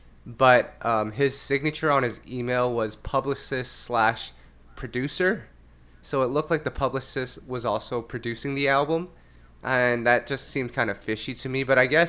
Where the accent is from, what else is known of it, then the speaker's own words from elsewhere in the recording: Canada; I'm Canadian